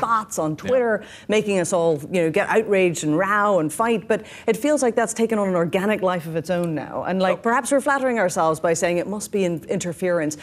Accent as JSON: {"language": "English", "region": "Northern Ireland", "country": "United Kingdom", "moved": "yes", "lives_now": "New York City, United States", "said": "I come from Northern Ireland, just north of the border."}